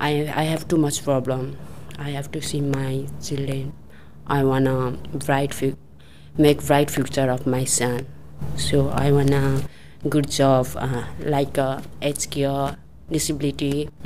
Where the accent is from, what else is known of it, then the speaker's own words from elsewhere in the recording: Nepal; English is a second language; moved away as an adult; now in Australia; I come from Nepal. I've been in Australia 1 year, 6 months. When I've been in Australia, that time I'm a lot of nervous because English is my second language.